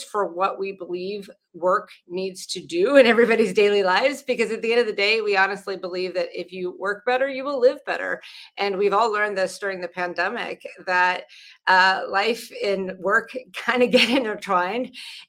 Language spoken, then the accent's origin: English; Pittsburgh, Pennsylvania, United States; moved away; I grew up outside of Pittsburgh, Pennsylvania